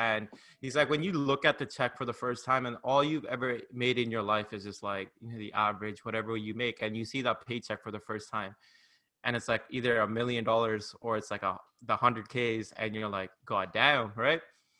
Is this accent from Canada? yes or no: yes; Canada; we're both Canadian.